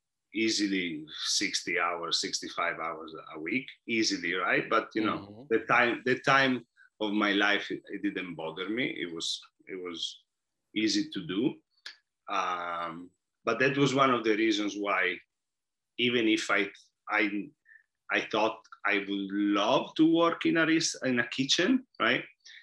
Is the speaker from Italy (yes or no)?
yes; Italy; moved away; And I noticed that a lot when I came here from Italy.